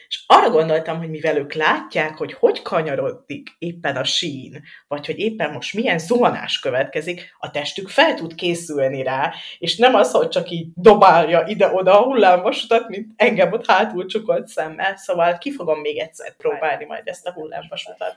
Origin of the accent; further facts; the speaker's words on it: Dunaújváros, Fejér, Hungary; moved away; én Dunaújvárosi vagyok